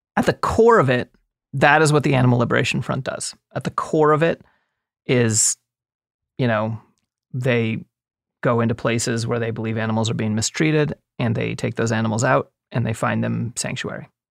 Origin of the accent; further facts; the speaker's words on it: East Coast, United States; moved away; I grew up on the East Coast